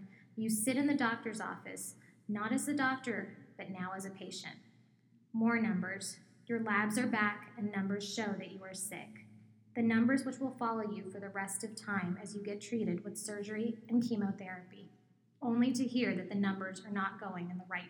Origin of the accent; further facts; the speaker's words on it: Southern California, United States; moved away as an adult; also born or lived in New Jersey / New York; now in Arizona, United States; I'm born and bred in California